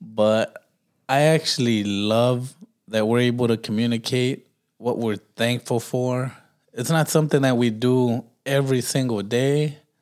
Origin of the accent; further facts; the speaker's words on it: Los Angeles, California, United States; moved away; I'm from Watts, bro.